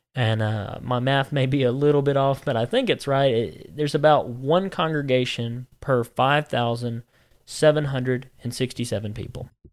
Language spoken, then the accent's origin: English; Alabama, United States; moved away as an adult; also born or lived in Georgia / Tennessee; now in Missouri, United States; I, you know, went to high school and, and all that stuff in Alabama.